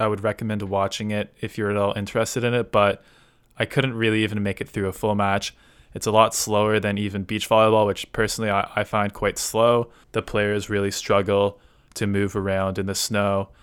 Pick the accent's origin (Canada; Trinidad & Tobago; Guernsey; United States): Canada; as a Canadian